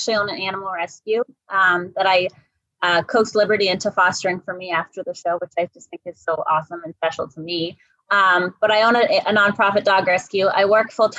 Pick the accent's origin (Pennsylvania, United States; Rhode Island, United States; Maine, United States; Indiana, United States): Maine, United States; moved away as an adult; now in Massachusetts, United States; I grew up in Maine for the first 18 years of my life. And then I went to college in Massachusetts